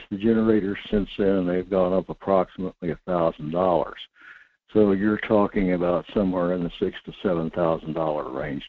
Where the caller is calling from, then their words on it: North Pole, Alaska, United States; in North Pole